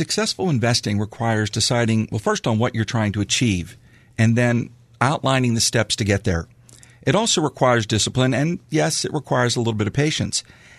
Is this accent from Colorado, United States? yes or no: no; Franklin Park, Pennsylvania, United States; Well, you know, I'm local. I grew up here in Franklin Park, and my wife and I have a home now in Sarver